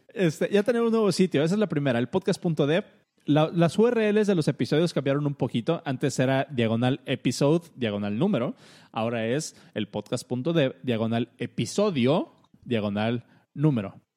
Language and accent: Spanish; Mexico; a nosotros como mexicanos o como latinos